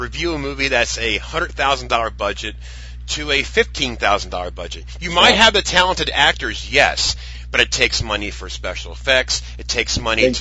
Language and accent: English; United States; I'm American